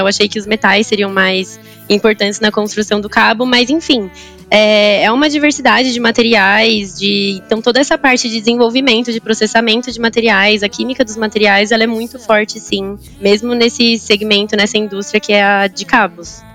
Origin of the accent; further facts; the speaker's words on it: São Bernardo do Campo, São Paulo, Brazil; first language Portuguese; moved away as an adult; also born or lived in Japan; now in Sorocaba, Brazil; Eu nasci no Japão, mas eu sou brasileira. Em praticamente a minha vida inteira eu morei em São Paulo, mais especificamente em São Bernardo, que é a região do ABC paulista